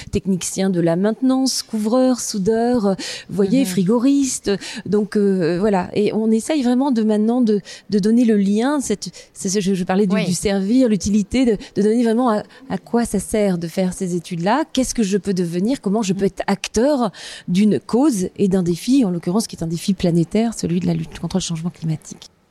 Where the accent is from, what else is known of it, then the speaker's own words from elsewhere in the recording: eastern France, France; j'ai grandi dans une petite ville euh, de province, hein, euh, dans l'est de la France